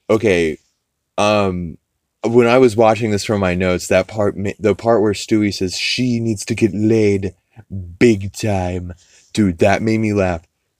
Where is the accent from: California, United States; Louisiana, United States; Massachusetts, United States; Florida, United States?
Louisiana, United States; New Orleans; And I feel like I represented the South because, like I said before, I am from New Orleans, Louisiana.